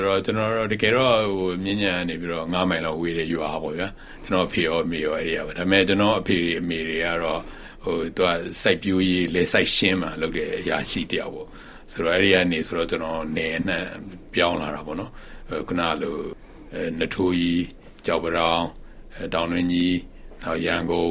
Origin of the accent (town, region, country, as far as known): Myanmar